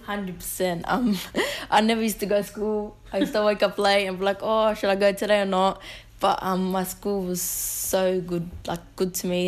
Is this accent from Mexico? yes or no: no; Sydney, New South Wales, Australia; I'm known as a Muslim Lebanese from Western Sydney